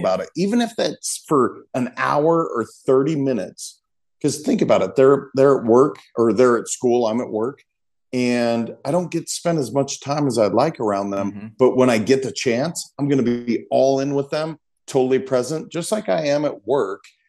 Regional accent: Montana, United States; I'm a kid from Montana that was taught not to cry

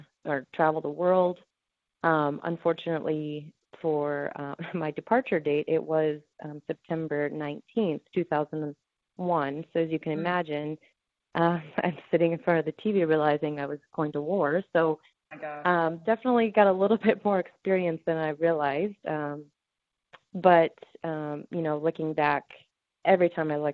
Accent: Upper Michigan, United States; also born or lived in Wisconsin; now in California, United States; I was born in Wisconsin. I was raised in Upper Michigan

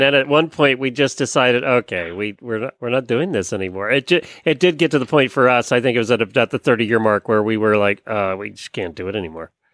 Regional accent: Lancaster County, Pennsylvania, United States; now in Ocala, Florida, United States; I grew up in Lancaster County, Pennsylvania, so I knew a lot of them.

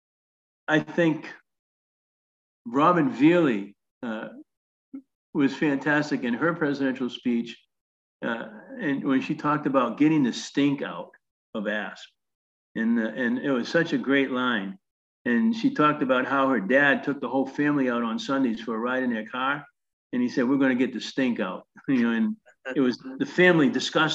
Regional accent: Northeast, United States; I was from the Northeast.

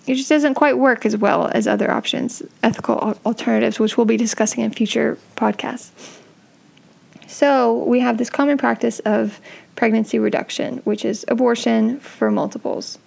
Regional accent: San Francisco, California, United States; I grew up in San Francisco

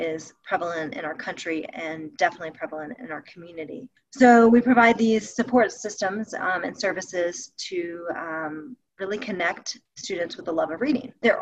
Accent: Alabama, United States; moved away as an adult; now in Jackson Hole, United States; I'm originally from Alabama

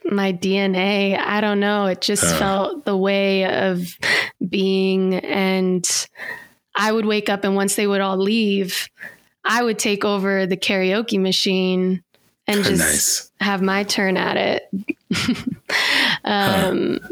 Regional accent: outside of Seattle, Washington, United States; now in Fort Collins, United States; I grew up outside of Seattle, Washington.

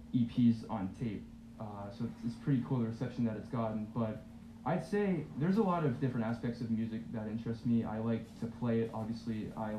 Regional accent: Massachusetts, United States; There were some like backyard shows where I'm from, because I'm from Massachusetts.

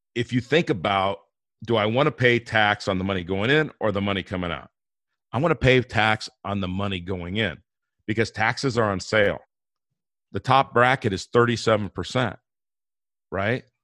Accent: Inglewood, California, United States; moved away; also born or lived in Denver, Colorado; I grew up in Inglewood, California

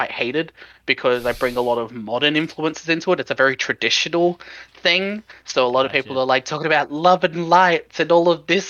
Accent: Sydney, New South Wales, Australia; accent: Australian; I am 26. I'm from Sydney in Australia.

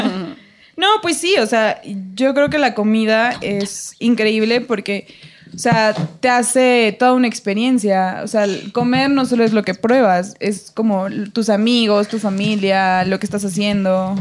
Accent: Tulancingo, Hidalgo, Mexico; mi pueblo. O sea, yo soy de Tulencingo en Hidalgo

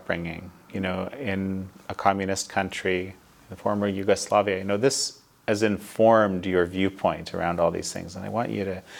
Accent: Canada; I'm Canadian, as many of our viewers know, and I, you know, come from a country where it was just a given that what you would call socialized medicine is the greater good

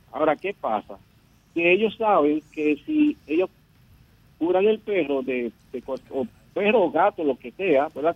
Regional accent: Dominican Republic; somos nosotros los dominicanos

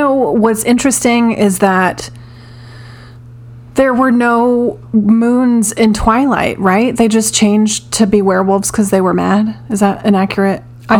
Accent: Charlotte, North Carolina, United States; also born or lived in Delaware; The first restaurant that I ate in Charlotte when I moved from Delaware was a place called Wolfman's Pizza.

